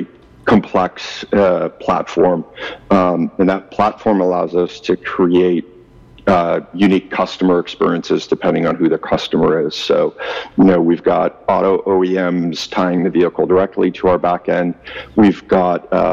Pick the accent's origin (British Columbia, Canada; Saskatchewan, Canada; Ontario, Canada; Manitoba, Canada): Ontario, Canada; Ottawa; moved away as an adult; also born or lived in Toronto / Kingston, Canada / California; now in Vancouver, Canada; I am a Canadian. I grew up in actually Ottawa and a little bit of parts of Toronto.